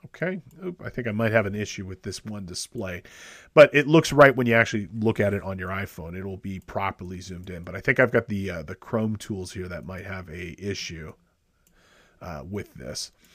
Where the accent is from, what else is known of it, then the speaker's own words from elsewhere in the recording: Los Angeles, California, United States; my hometown of Los Angeles